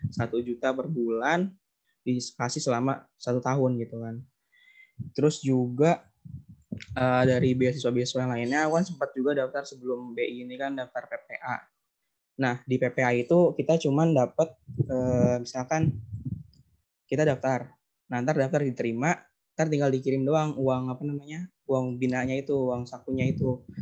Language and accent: Indonesian; Bekasi, West Java, Indonesia; Asalnya dari Bekasi